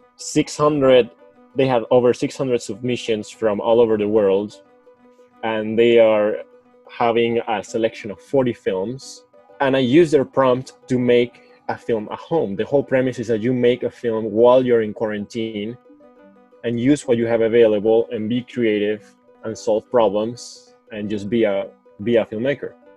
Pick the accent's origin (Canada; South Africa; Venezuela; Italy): Venezuela; Caracas, Capital District; English is a second language; moved away as an adult; now in Michigan, United States; I was born in Caracas, Venezuela.